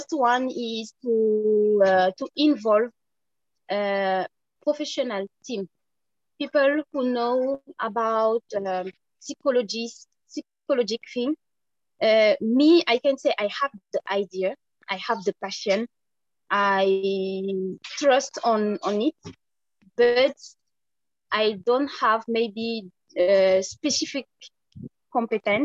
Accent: Senegal; I am from Senegal. I born in Senegal. I grow in Senegal

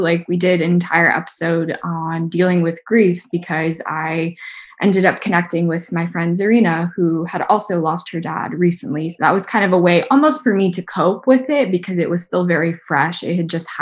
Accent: the South, United States; I grew up in the South in the United States

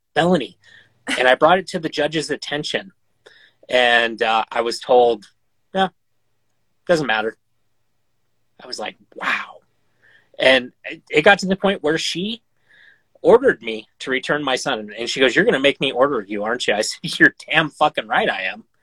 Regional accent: Montana, United States; in my home state you know montana

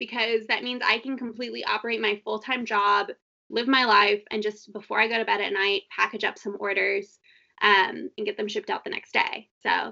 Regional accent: Texas, United States; I'm from Texas

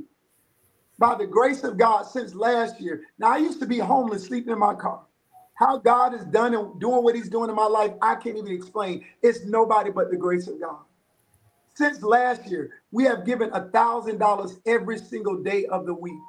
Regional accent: South Florida, United States; moved away as an adult; now in Texas, United States; I'm originally from South Florida

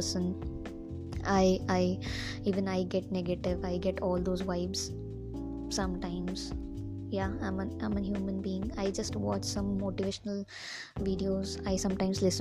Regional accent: India; Yes, I am Indian. Hindustani hoon

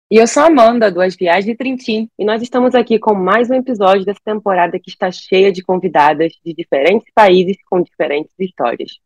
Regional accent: Brazil; a gente como brasileiro

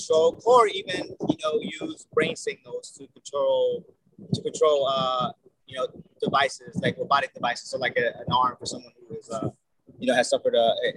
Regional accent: Bakersfield, California, United States; moved away as an adult; also born or lived in San Diego, California; now in San Francisco, United States; I'm originally from Bakersfield, California.

